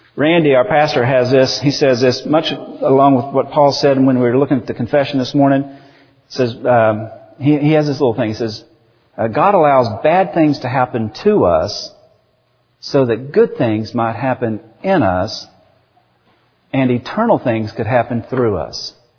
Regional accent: United States; I'm from America

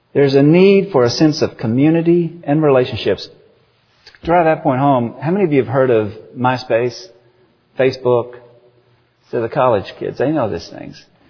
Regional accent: United States; I'm from America

